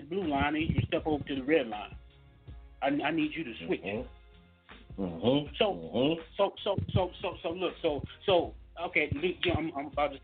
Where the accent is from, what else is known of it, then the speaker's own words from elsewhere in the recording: Mississippi, United States; I'm from Mississippi